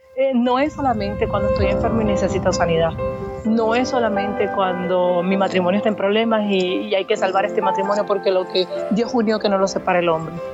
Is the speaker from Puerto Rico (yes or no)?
yes; Puerto Rico; yo me crié en Puerto Rico